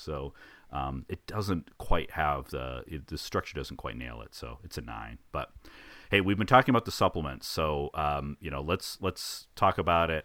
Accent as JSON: {"language": "English", "country": "United States"}